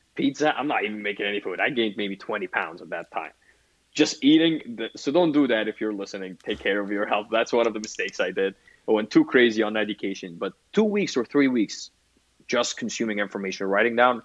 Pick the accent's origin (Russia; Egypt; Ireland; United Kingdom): Egypt; moved away as an adult; now in United States; as a kid growing up in Egypt